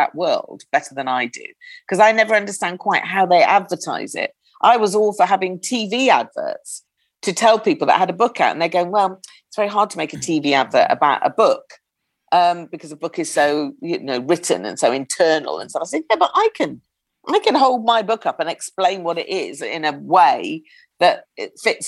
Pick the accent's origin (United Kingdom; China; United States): United Kingdom; we're British